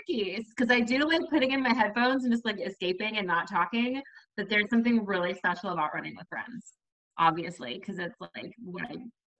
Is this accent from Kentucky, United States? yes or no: no; North Texas, United States; moved away as an adult; now in Jacksonville, United States; I currently live in Jacksonville, Florida, right outside of Jacksonville. But I'm originally from the North Texas area. We moved here, 3 years ago now